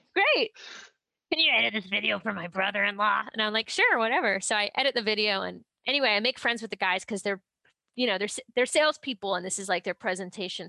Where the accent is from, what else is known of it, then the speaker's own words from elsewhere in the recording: Ohio, United States; I'm from Ohio.